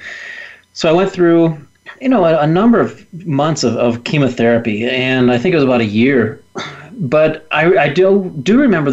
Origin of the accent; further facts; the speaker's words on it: Willard, Ohio, United States; I was just a normal kid growing up in the Midwest in a little town called Willard, Ohio